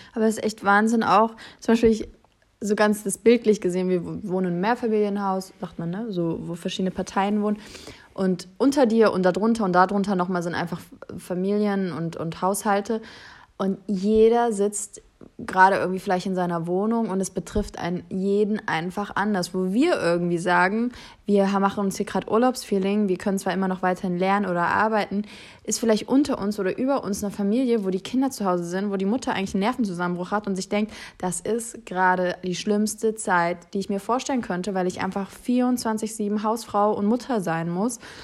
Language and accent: German; Germany; wir sowieso als Deutsche